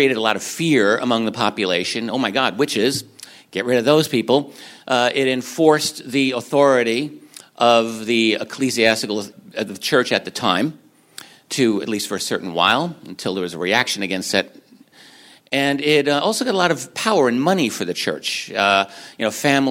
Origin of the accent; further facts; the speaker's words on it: Northeast, United States; Those are my people. I'm from the Northeast